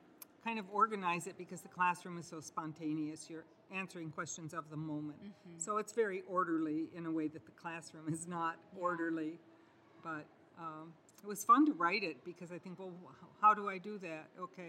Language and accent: English; Richfield, Minnesota, United States; I grew up in Richfield, Minnesota, when it was a very early suburb